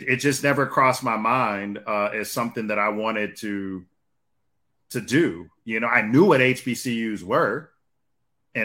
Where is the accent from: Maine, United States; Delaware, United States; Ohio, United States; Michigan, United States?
Michigan, United States; Detroit; growing up in Detroit